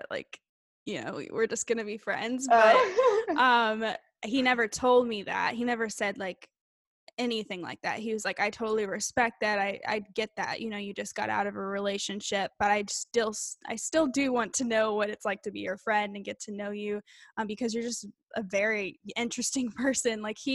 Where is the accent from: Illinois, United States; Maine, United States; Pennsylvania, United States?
Illinois, United States; moved away; I was from Illinois. I was living in Illinois